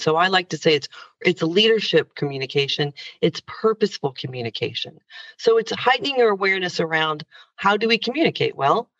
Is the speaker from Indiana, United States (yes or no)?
yes; Indiana, United States; But growing up in Indiana, as a young girl who actually wanted to, at the time in the early 80s when I was growing up